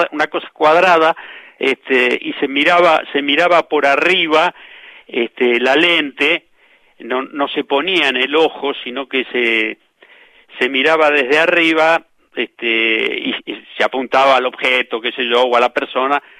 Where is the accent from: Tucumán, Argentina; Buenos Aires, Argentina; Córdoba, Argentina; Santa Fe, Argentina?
Buenos Aires, Argentina; Floresta; Porque, este, porque mi niñez en Floresta, ahí en, en Juan B. Justo, entre San Nicolás y Emilio marca este, fue vivir eh, jugando al fútbol a la vuelta de casa en San Nicolás.